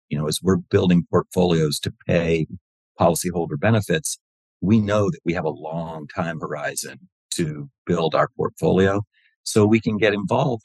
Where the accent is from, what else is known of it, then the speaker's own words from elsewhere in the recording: Wilmington, Delaware, United States; I grew up in Wilmington, Delaware